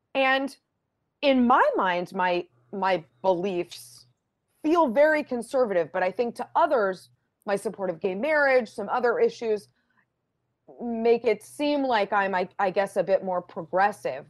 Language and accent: English; Boston, Massachusetts, United States; I'm from Boston, my husband's from Rhode Island